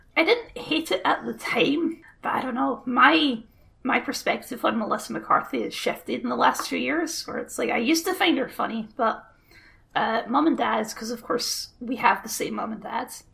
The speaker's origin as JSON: {"language": "English", "region": "Scotland", "country": "United Kingdom", "said": "We're just Scottish barbarians. That's what we are."}